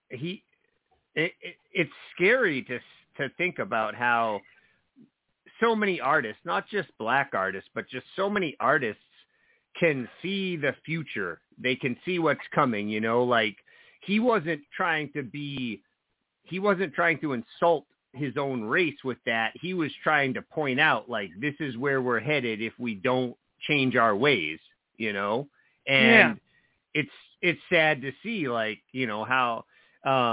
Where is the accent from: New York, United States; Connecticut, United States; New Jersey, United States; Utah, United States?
New Jersey, United States; moved away as an adult; now in Maine, United States; I grew up in New Jersey